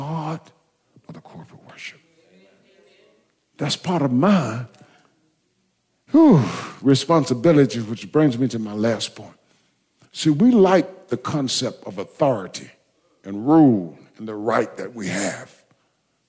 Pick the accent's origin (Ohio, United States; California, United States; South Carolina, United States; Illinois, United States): South Carolina, United States; Blair; I come from Blair